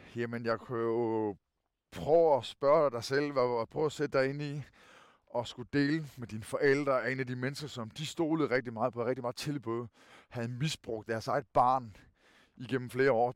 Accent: Kerteminde, Southern Denmark, Denmark; accent: Funen (fynsk); jeg er født og opvokset i Katminde, i Kærteminde, hvor jeg stadigvæk bor

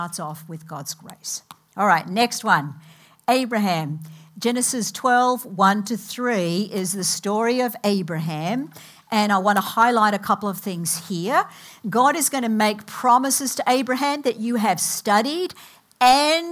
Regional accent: Australia; moved away as an adult; now in United States; I came from Australia about 30 years ago, actually, this August. I have things in my Australian culture that do not leave me.

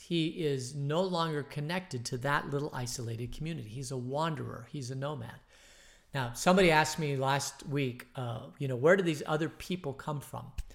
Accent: Phoenix, Arizona, United States; I grew up in Phoenix

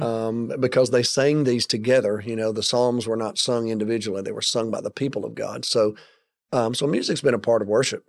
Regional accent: United States

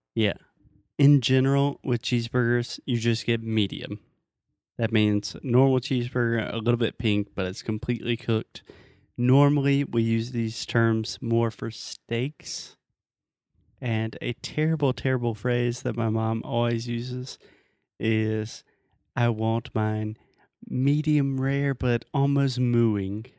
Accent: United States; I'm American.

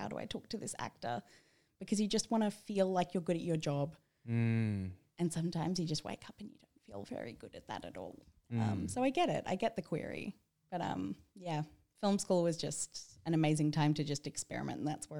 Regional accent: Sydney, New South Wales, Australia; From a young age, I grew up in Sydney's Bible Belt

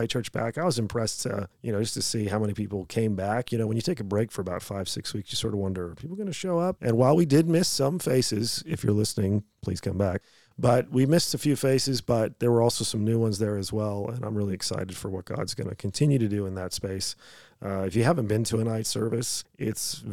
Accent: United States; moved away as an adult; now in Australia

